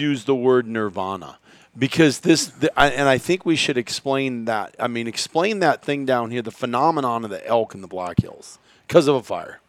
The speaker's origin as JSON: {"language": "English", "region": "Iowa", "country": "United States", "tie": "born or raised there", "said": "I grew up in Iowa"}